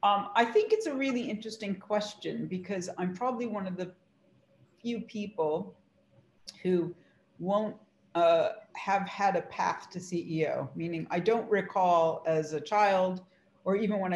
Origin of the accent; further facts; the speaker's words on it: Huntington, New York, United States; So I grew up in Huntington, New York, on Long Island. I try to do the accent now and then. Hopefully it's gone for the most part.